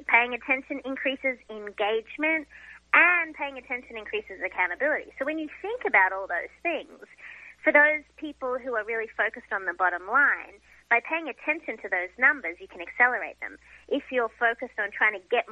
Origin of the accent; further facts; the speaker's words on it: Australia; now in United States; being an Australian living in America and a recent American citizen